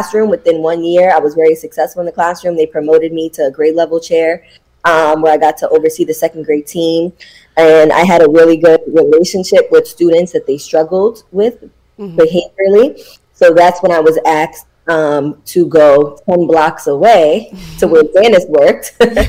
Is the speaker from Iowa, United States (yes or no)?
no; New York City, New York, United States; I am from Brooklyn, born and raised. I grew up in Brooklyn